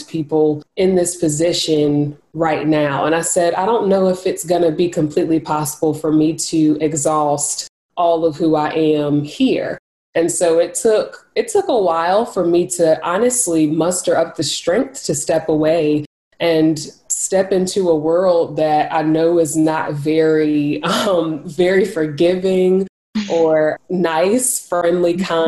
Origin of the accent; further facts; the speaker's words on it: Greensboro, North Carolina, United States; I am from Greensboro, North Carolina, and that is still where I reside currently